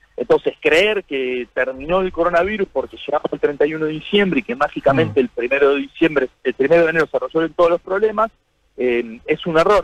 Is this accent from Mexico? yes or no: no; Argentina; nos tiene que poner orgullosos como argentinos